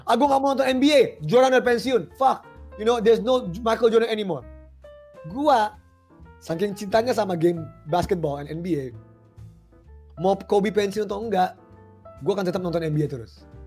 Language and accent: Indonesian; Jakarta, Indonesia; Gue setengah Flores, setengah Manado, lahir di Jakarta. Gue orang Indonesia.